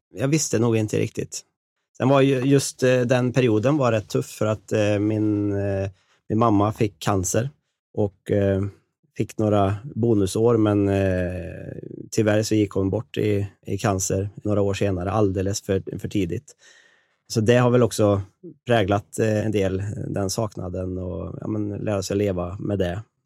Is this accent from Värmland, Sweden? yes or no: yes; Karlstad, Värmland, Sweden; Jag kommer från Karlstad i Värmland. Jag har levt och bott där hela mitt liv